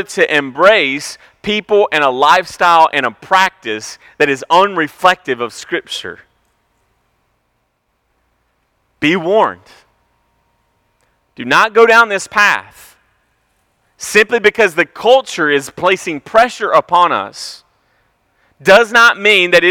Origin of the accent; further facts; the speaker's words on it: Franklin, United States; I grew up in Franklin.